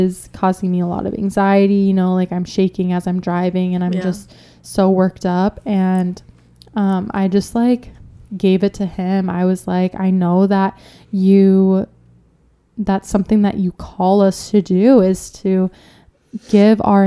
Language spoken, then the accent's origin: English; Minnesota, United States; I'm from Minnesota